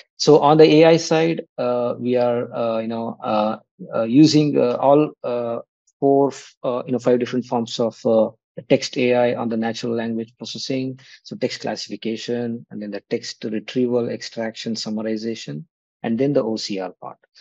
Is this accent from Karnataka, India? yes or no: yes; Kannadiga, Karnataka, India; moved away as an adult; also born or lived in Kanpur, India; i'm a kannadiga so i uh, left uh, india after my studies from iit kanpur